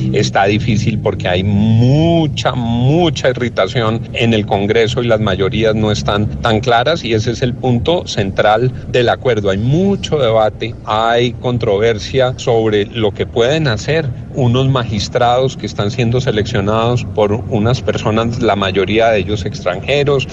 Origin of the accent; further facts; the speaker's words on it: Colombia; como colombiano